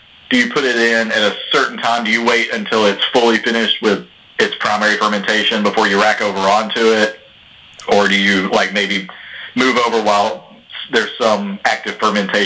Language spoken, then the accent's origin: English; Alabama, United States; now in Mount Juliet, United States; I'm from Alabama